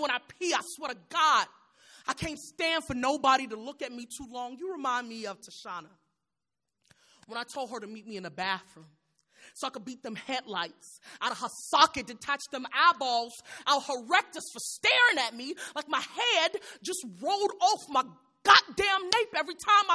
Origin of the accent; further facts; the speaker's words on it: Chicago, Illinois, United States; I'm from Chicago